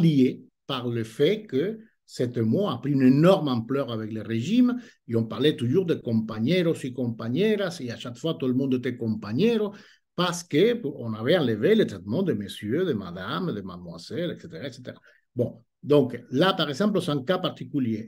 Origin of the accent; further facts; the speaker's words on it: Cuba; French is a second language; moved away as an adult; now in France; je suis né à Cuba